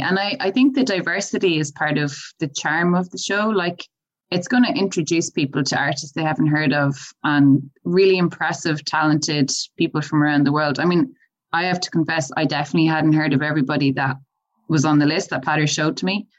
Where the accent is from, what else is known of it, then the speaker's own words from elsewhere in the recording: Galway, Connacht, Ireland; I'm originally from Galway